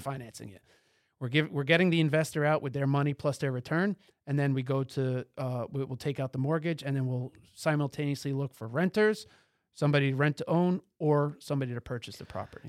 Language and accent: English; tri-state area, United States; also born or lived in Boston; Boston was a, uh, shell shocking for me coming from the tri-state area